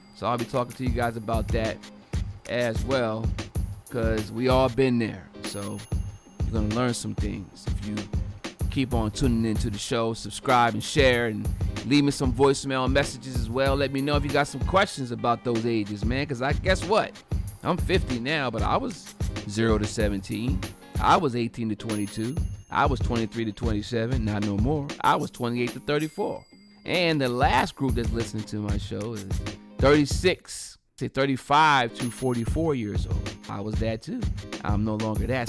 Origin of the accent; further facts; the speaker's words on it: Delaware, United States; my home state of Delaware.